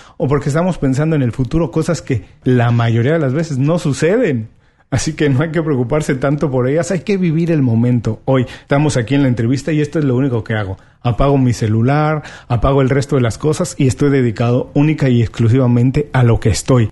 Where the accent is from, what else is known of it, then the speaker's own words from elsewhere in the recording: Mexico; lo mexicano no somos iguales